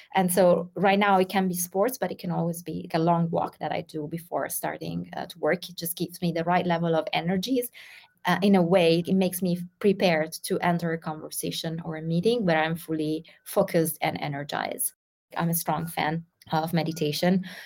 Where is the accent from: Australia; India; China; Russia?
Russia; moved away as an adult; now in Milan, Italy; Originally, I'm from Russia, but currently I'm living in Milan